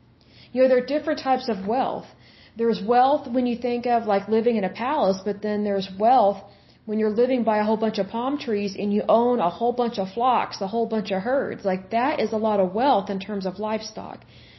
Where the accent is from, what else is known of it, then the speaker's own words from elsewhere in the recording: Oklahoma, United States; I am from Oklahoma, and I'm not dissing Oklahoma